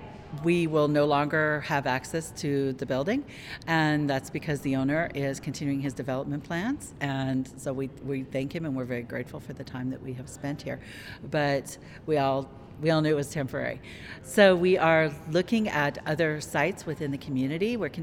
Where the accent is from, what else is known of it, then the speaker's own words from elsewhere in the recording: Tucson, Arizona, United States; I was born and raised here in Tucson